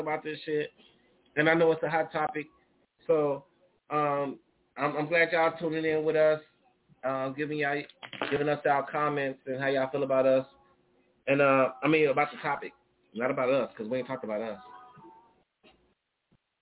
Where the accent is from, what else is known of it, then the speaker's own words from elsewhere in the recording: Chicago, Illinois, United States; I'm from the Chi-Town. I'm always going to sound like a pimp